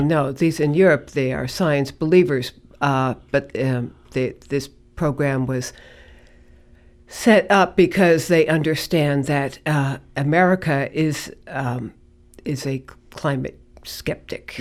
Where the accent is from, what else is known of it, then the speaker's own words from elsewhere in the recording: New York City, New York, United States; moved away as an adult; also born or lived in Colorado; now in Gloucester, United States; I was born in the Bronx, grew up in New York